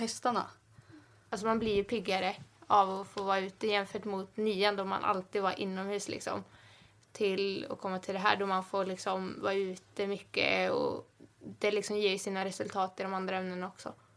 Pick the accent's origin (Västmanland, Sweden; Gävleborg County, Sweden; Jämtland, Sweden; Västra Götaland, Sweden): Västra Götaland, Sweden; Tibro; jag kommer från Tibro